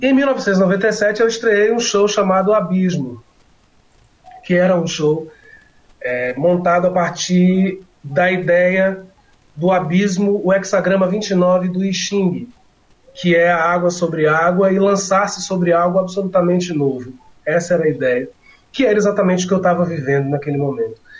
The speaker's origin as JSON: {"language": "Portuguese", "town": "Salvador", "region": "Bahia", "country": "Brazil", "tie": "born or raised there", "said": "aqui em Salvador, onde eu moro, né, onde eu nasci, onde eu moro"}